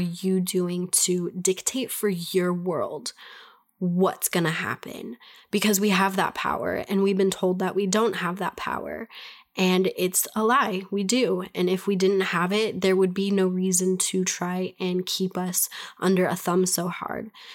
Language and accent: English; United States; I'm an American. I'm speaking from America